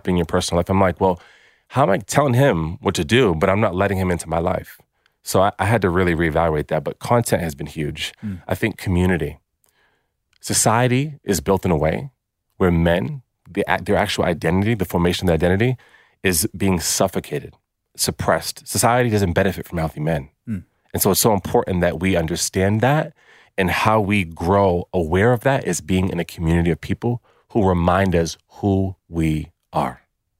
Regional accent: United States; moved away as an adult; now in Australia; Hey guys, I'm American, I'm in Australia

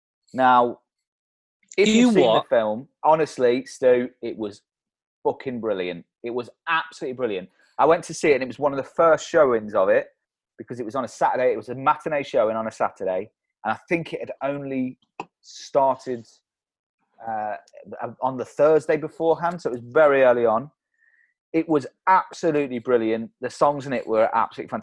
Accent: Leicester, East Midlands, United Kingdom; moved away; we're both from Leicester originally

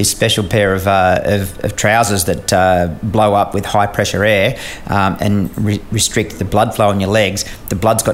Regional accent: Australia; I ended up as an Australian officer embedded in a US squadron

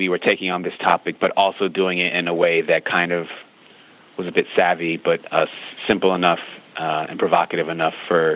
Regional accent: United States; growing up in America

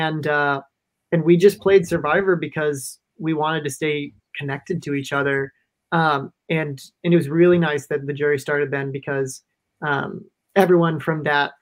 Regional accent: Minnesota, United States; I'm from Minnesota.

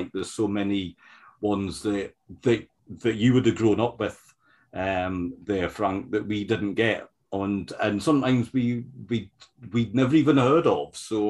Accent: United Kingdom; when growing up in the Britain in the 1970s and the 80s, it was still a their sort of tradition where these older films would be shown a lot.

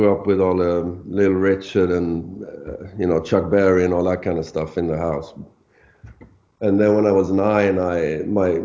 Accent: Sweden; first language Swedish; English is a second language; Swedish because it's my native tongue

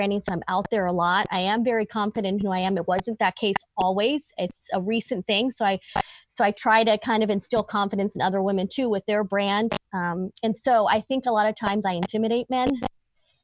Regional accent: Southern California, United States; moved away as an adult; now in Virginia, United States; I am from Southern California

